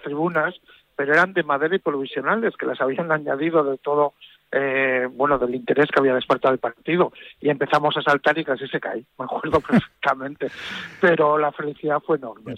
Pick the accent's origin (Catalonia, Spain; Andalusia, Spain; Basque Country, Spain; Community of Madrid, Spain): Basque Country, Spain; San Sebastián; como soy donostiarra, muy de la Real Sociedad. Desde que era pequeño